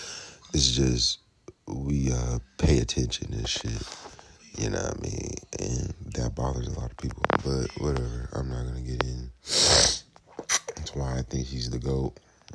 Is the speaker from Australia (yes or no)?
no; Georgia, United States; born or raised there